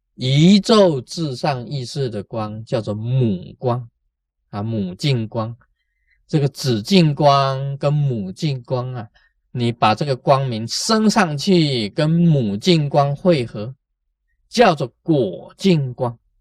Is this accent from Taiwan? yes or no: yes; Taiwan; 我们台湾人讲过心嘛